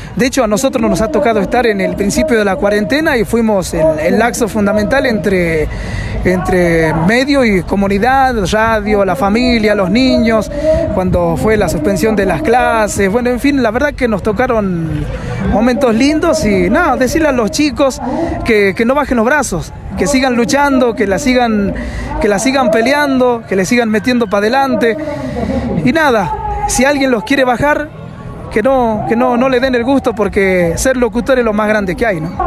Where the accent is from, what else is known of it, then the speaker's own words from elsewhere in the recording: Cafayate, Salta, Argentina; soy de Cafayate